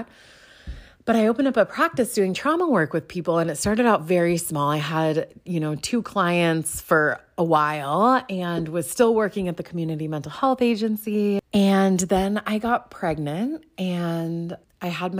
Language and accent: English; Pacific Northwest, United States; I grew up in the Pacific Northwest